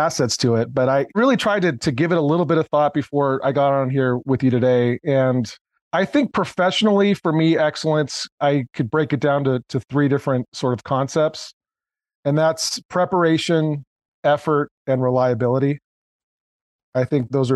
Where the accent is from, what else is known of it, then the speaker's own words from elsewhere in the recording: Bay Area, California, United States; also born or lived in North County, San Diego; I grew up originally in the Bay Area